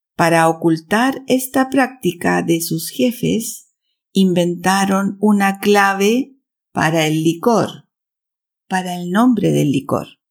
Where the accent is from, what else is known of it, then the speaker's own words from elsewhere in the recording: Chile; now in Switzerland; chilena, vivo en Suiza